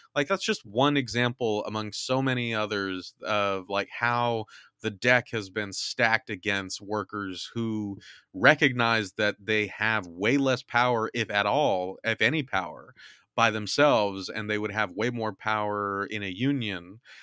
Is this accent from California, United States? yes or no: yes; California, United States; moved away; my home state is burning